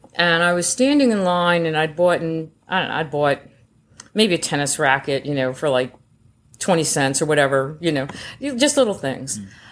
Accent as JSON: {"language": "English", "country": "United States", "said": "I'm an American in uniform"}